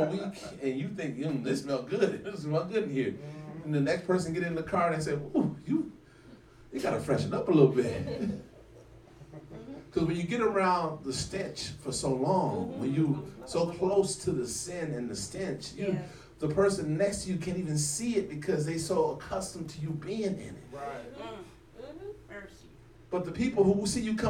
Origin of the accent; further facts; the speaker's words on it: California, United States; also born or lived in Mecklenburg County, North Carolina; now in Charlotte, United States; I grew up in California, lived on the next to the beach